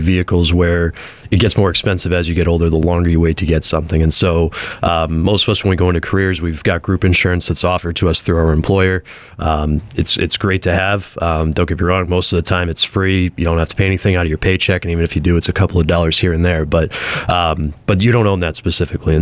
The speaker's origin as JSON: {"language": "English", "town": "Springfield", "region": "Massachusetts", "country": "United States", "tie": "born or raised there", "said": "Born and raised in Springfield, Mass"}